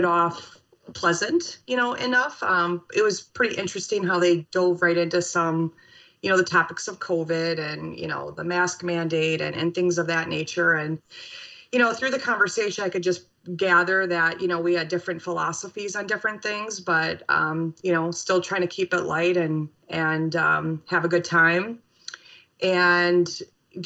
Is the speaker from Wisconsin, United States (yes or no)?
yes; Madison, Wisconsin, United States; also born or lived in Milwaukee / Michigan; now in Oshkosh, United States; I grew up in Madison, went to school in Milwaukee, went to law school in Michigan, and then came back